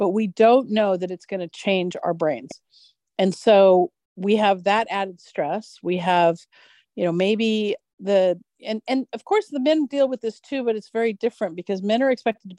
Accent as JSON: {"language": "English", "country": "United States", "tie": "born or raised there", "said": "growing up in America"}